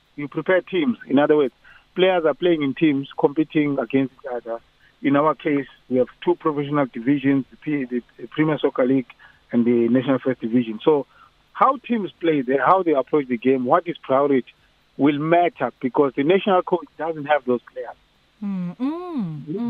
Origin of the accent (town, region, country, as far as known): South Africa